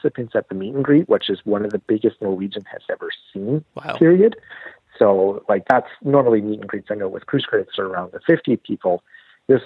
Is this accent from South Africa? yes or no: no; Canada; we're Canadian